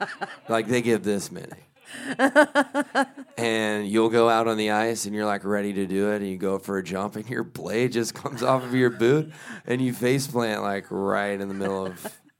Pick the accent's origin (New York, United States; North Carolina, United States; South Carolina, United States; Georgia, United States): South Carolina, United States; born there; moved away as an adult; also born or lived in Belgium; Moved around a lot. I was born on the coast of South Carolina. And then we moved like 100 times.